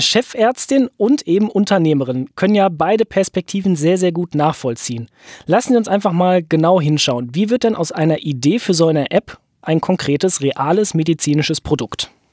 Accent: Rhineland, Germany; bei uns im Rheinland

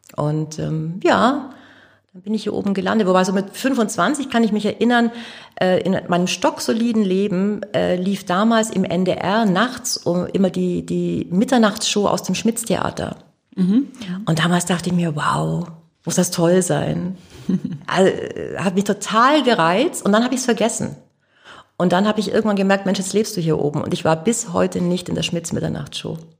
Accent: Augsburg, Bavaria, Germany; moved away as an adult; now in Hamburg, Germany; Ich komme aus Augsburg.

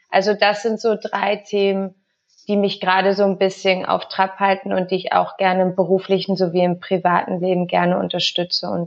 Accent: Spain; now in Berlin, Germany; Also ich bin in Spanien aufgewachsen, kann auch nur Deutsch wegen meiner Mutter.

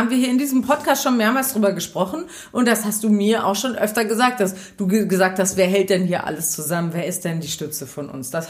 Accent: Lower Saxony, Germany; ich komme aus dem Wendland, du kommst aus Berlin

